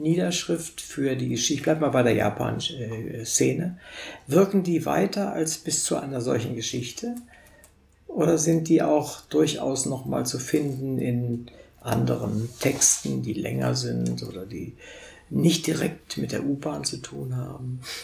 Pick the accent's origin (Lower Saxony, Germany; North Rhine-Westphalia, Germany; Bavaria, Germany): Lower Saxony, Germany; Wolfenbüttel; moved away; ich komme aus Wolfenbüttel, das ist 40 okay. Kilometer von der Grenze entfernt. Wir waren auch im, im, Grenzland sozusagen, da bin ich aufgewachsen.